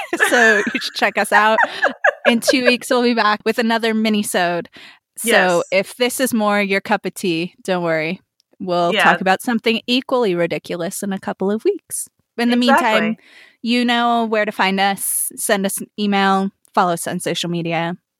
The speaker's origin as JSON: {"language": "English", "region": "New Mexico", "country": "United States", "also_born_or_lived": "Nevada", "said": "And when he found out I was from New Mexico, he like lost his shit, because he was like, like, Roswell, Area 51. Like, I was like, actually, Area 51's in Nevada. But I was born in Nevada."}